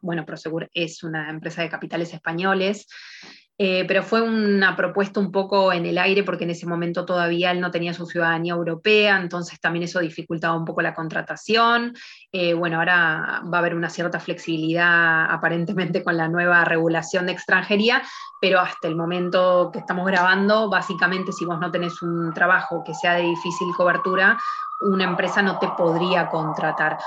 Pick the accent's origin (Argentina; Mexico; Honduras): Argentina; moved away as an adult; now in Spain; nosotros siendo argentinos